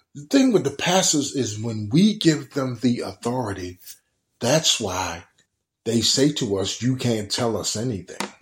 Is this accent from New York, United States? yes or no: no; Baltimore, Maryland, United States; growing up in Baltimore City, Bell and Garrison